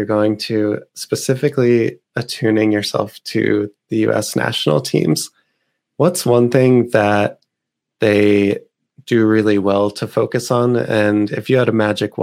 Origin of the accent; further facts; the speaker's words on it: United States; moved away as an adult; also born or lived in London, United Kingdom; as an American living in London